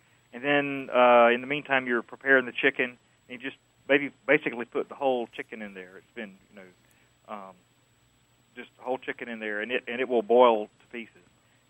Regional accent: Lowcountry of South Carolina, United States; now in Greenville, United States; Well, I grew up in the low country of South Carolina

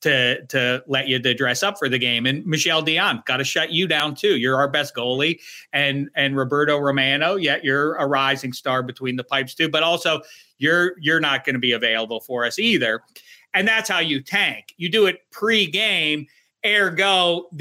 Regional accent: Pittsburgh, Pennsylvania, United States; I'm from Pittsburgh

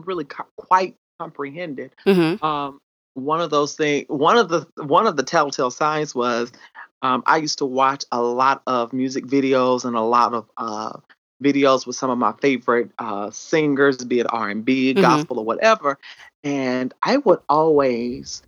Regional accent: South Carolina, United States; accent: country twang; I actually grew up in South Carolina

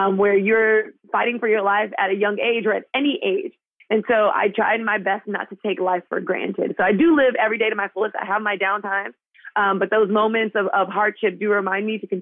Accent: Miami, Florida, United States; I'm from Miami

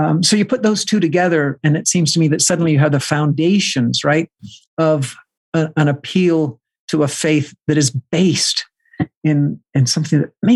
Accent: the Bible Belt, the South, United States; I come from the Bible Belt, right? This the fundamentalist South

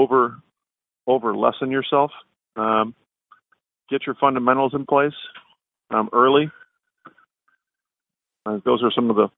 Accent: Midwest, United States; I'm from the Midwest

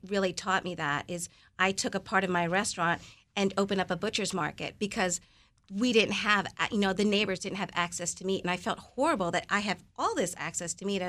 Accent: Philippines; I'm going to serve one ice cream, and that's ube, paying homage to being Filipino.

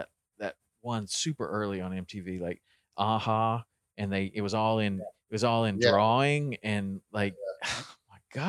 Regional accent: the South, United States; I grew up in the South too.

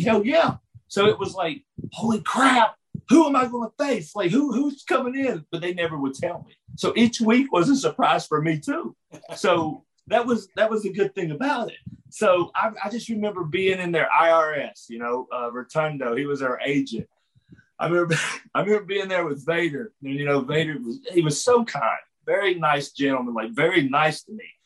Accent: West Virginia, United States; I'm from West Virginia

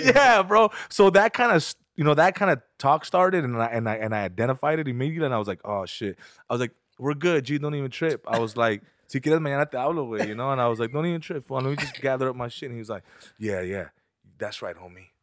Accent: San Fernando, California, United States; here in Burbank and I'm from San Fernando

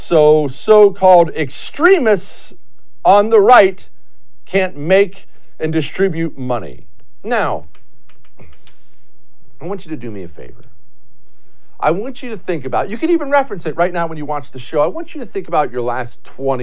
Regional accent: Houston, Texas, United States; my hometown of Houston

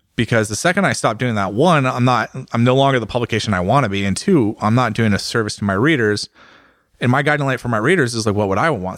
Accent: United States; I'm an American

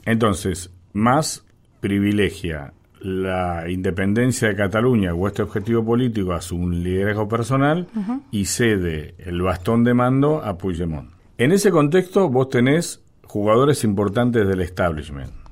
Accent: Argentina; nosotros, los argentinos

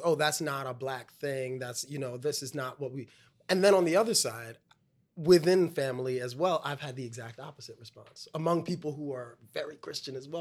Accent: New York City, New York, United States; In Brooklyn. I'm from Brooklyn

